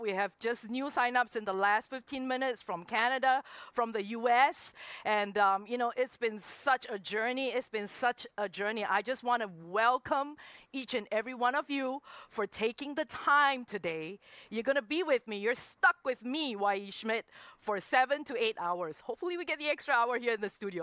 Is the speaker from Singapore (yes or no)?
yes; Singapore; born or raised there; moved away as an adult; also born or lived in Hong Kong